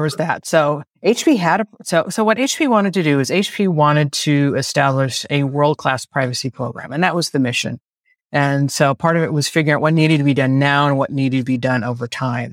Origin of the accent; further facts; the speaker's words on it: Bay Area, California, United States; I'm a native Californian, born and raised in the Bay Area, still live here.